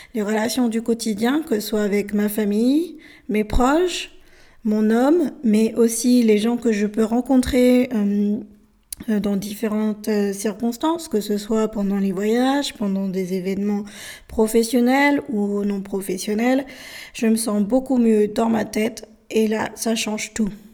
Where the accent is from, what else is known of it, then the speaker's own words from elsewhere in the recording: France; also born or lived in Bolivia; Je suis française, mais je suis née en Bolivie. J'ai été adoptée à l'âge de 13 mois, mois dans, ce pays qui se situe au milieu de l'Amérique du Sud et je suis arrivée en France